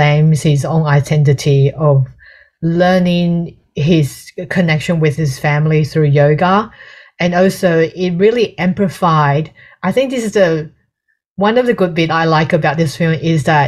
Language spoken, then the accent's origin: English; Australia; being an Australian